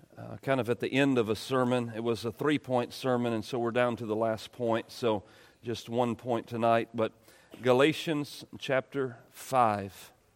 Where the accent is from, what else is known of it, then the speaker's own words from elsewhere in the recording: East Texas, United States; I was born in East Texas and I'm white